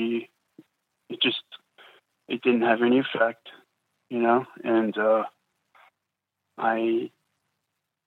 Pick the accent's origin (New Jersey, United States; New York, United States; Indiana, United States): New Jersey, United States; I'm from New Jersey